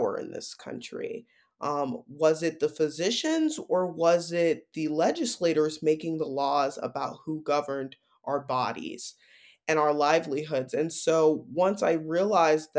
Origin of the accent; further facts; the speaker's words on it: Miami, Florida, United States; moved away as an adult; also born or lived in Washington, D.C.; growing up in Miami, Florida, the child of two Haitian immigrants